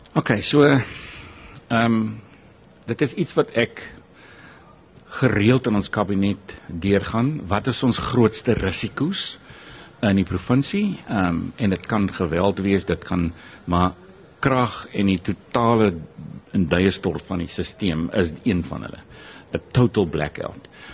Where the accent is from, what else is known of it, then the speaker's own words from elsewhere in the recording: South Africa; Ons as Suid-Afrikaners